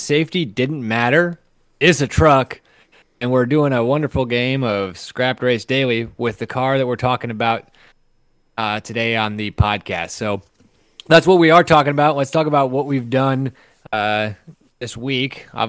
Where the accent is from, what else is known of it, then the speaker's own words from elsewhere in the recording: Midwest, United States; also born or lived in Omaha; I'm a Midwesterner.